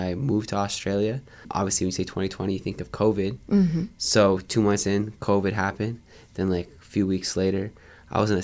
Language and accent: English; Windsor, Ontario, Canada; I'm from South Windsor, so like near Antonino's Pizza